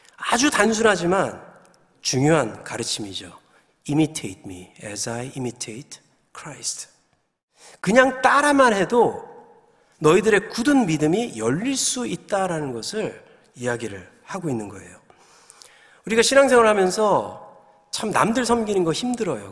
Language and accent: Korean; Gyeongsang, South Korea; moved away; also born or lived in New Jersey; 제가 이제 경상도 남자라서 아주 무뚝뚝한데